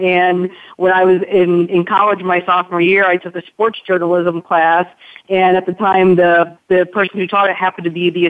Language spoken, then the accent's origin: English; Connecticut, United States; now in Lexington, United States; I'm originally from Connecticut.